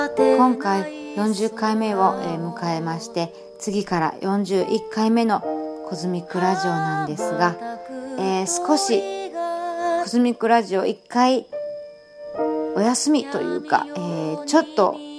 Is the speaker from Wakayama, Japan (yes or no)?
yes; Wakayama, Japan; moved away; 生まれ育った和歌山の辺